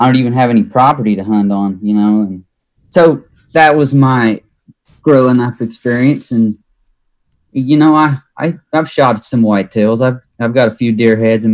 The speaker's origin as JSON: {"language": "English", "region": "Arkansas", "country": "United States", "tie": "born or raised there", "said": "originally from Arkansas. So basically I grew up in Arkansas as a kid"}